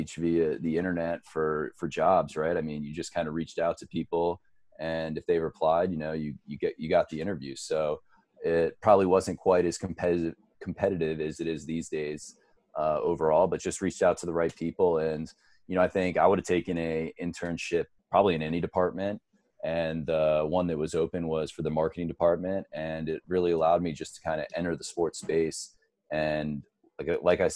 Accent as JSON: {"language": "English", "region": "South Florida", "country": "United States", "tie": "born or raised there", "said": "I was born and raised in South Florida"}